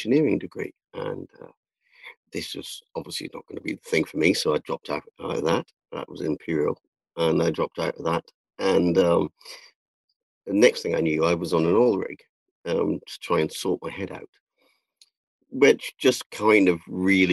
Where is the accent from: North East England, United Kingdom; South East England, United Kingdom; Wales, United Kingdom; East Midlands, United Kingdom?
North East England, United Kingdom; South Shields; I'm from South Shields, from the city of Sarah Milliken and the ….